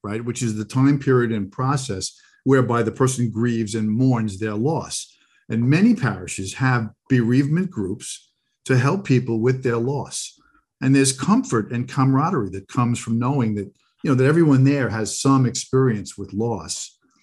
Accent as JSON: {"language": "English", "area": "Long Island", "region": "New York", "country": "United States", "tie": "born or raised there", "said": "growing up on Long Island"}